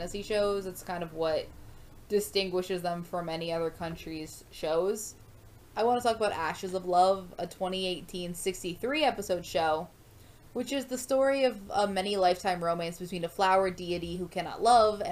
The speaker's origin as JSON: {"language": "English", "country": "United States", "tie": "born or raised there", "said": "I was raised in the United States."}